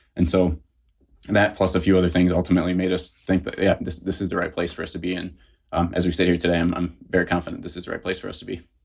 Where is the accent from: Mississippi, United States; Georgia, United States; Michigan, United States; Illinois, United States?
Michigan, United States; Detroit; moved away as an adult; also born or lived in South Carolina; I grew up in the Detroit area